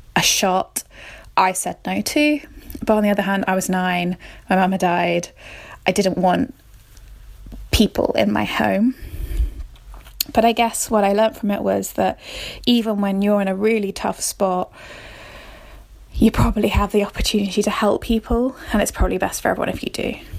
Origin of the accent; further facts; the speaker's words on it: Somerset, South West England, United Kingdom; I'm from Somerset in England